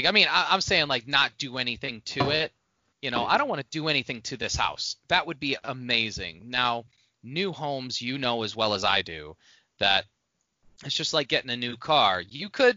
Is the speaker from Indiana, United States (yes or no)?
yes; Indiana, United States; moved away; when I was growing up in Indiana